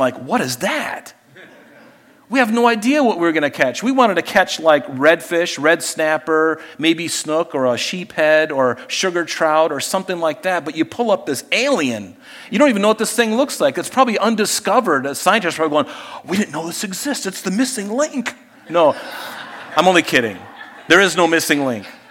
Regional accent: Pine Island, southwest Florida, United States; as a young kid in growing up on Pine Island in southwest Florida

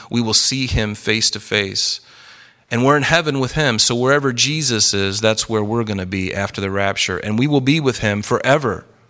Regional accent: the South, United States; I grew up in the South

